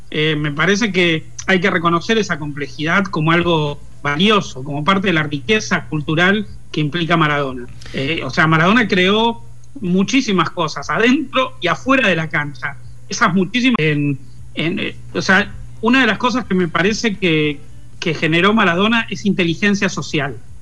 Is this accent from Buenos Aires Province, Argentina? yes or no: yes; Lanús, Buenos Aires Province, Argentina; Nací al borde de Capital, pero a los dos años mi familia se trasladó a Lanús y me crié ahí en Lanús